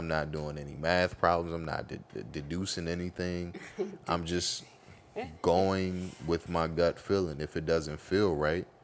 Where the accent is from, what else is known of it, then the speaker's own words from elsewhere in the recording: United States; we're African American